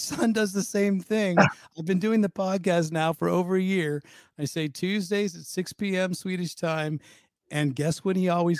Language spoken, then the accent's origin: English; Pleasanton, California, United States; moved away as an adult; Growing up in the Bay Area